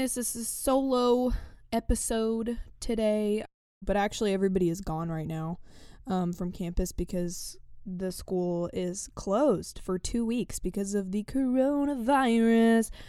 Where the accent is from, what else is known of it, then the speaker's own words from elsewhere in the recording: East Tennessee, United States; first language English; I come from East Tennessee